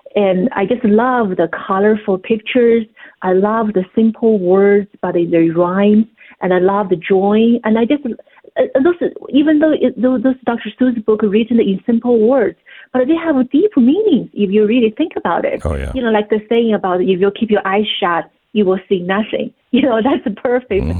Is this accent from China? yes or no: yes; China; moved away; growing up in China.